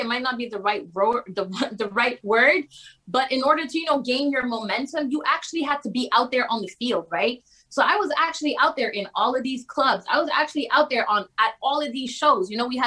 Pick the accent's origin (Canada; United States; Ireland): Canada; Laval, Quebec; also born or lived in Rosemère, Quebec; I'm from Laval. I went to school in Rosemere, which is even more north